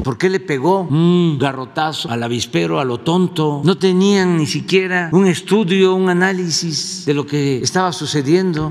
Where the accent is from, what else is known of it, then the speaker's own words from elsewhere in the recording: Mexico; como mexicanos